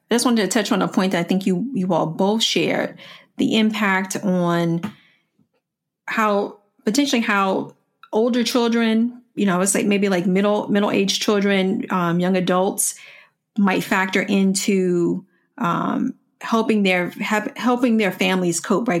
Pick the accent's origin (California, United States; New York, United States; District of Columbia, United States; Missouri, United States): District of Columbia, United States; Washington; growing up in Washington, D C